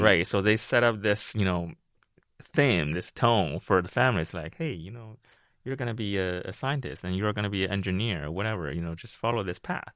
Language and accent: English; Beijing, China; moved away; also born or lived in Ohio / Seattle; originally I'm from Beijing, China, and the first time I landed in this country was sixteen, seventeen years ago